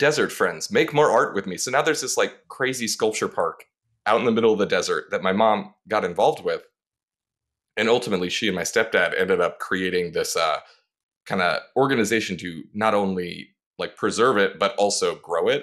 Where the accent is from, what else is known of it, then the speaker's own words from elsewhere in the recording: Las Vegas, Nevada, United States; also born or lived in Burbank, California; now in Los Angeles, United States; I grew up, Vegas is my hometown. Uh, I lived there the most, but I also lived in Burbank for about six years as a kid